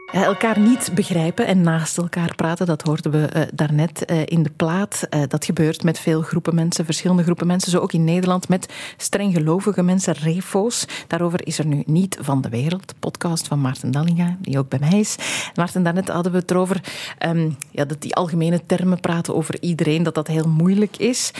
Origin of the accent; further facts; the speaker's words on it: Belgium; wij hier in België